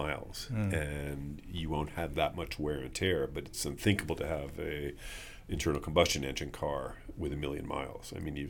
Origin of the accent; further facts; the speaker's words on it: New York, United States; now in Los Angeles, United States; I came from New York. And I certainly would like to see very innovative kinds of congestion pricing here in Los Angeles.